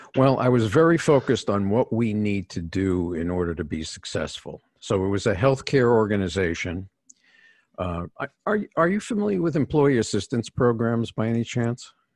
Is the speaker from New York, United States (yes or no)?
yes; New York City, New York, United States; I was born in New York City